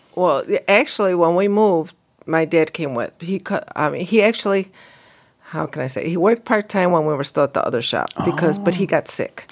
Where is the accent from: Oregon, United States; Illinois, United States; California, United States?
Illinois, United States; Bolingbrook; also born or lived in Romeoville; I grew up in Bolingbroke, and then I actually was the first ones that were shipped to Romeo for high school.